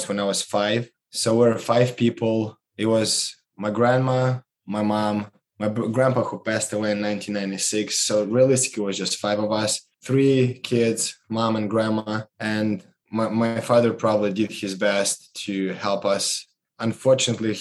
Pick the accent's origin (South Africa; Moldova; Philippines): Moldova; moved away as an adult; Growing up in Moldova, which is one of the 15 post-Soviet Union republics